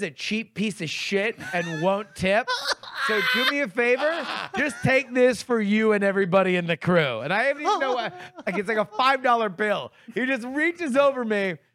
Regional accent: Michigan, United States; I'm from Michigan.

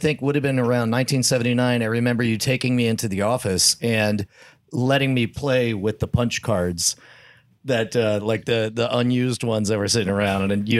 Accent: Fountain Valley, California, United States; born there; But I was born in Fountain Valley.

